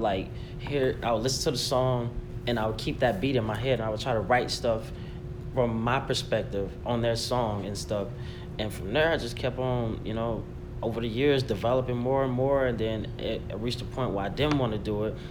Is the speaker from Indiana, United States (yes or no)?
no; Auburn, Alabama, United States; moved away as an adult; now in North Carolina, United States; I'm originally from Alabama, Auburn to be exact, and I've been living in North Carolina for the past like seven years